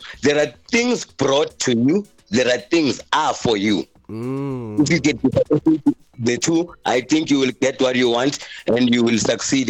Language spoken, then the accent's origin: English; Gauteng, South Africa; growing up in South Africa